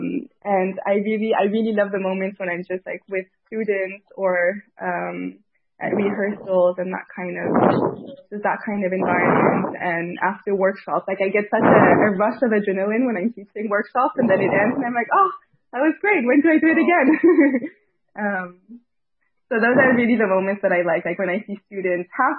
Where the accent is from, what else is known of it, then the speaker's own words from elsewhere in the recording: Paris, Île-de-France, France; also born or lived in Tahiti; I was raised in Paris, and I went to high school there, and I'd go back to Tahiti during the summer.